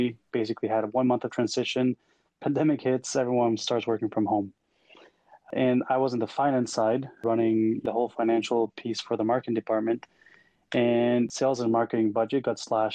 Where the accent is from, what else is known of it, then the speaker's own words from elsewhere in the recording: El Salvador; moved away as an adult; now in Canada; I was born and raised in El Salvador, a very small country in Central America. Moved over to Canada in 2009 to pursue a career in industrial engineering